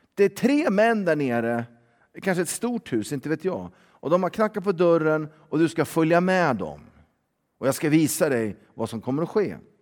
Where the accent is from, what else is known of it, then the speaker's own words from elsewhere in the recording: Sweden; vi är svenskar och våra barn är ju svensktalande